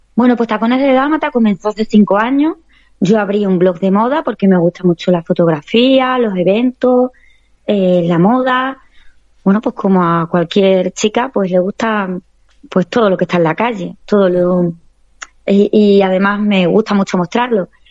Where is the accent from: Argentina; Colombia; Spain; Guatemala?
Spain; Extremadura; mi tierra, Extremadura, que es preciosa y que la quiero, vamos, me siento súper orgullosa de, de, tener mis raíces extremeñas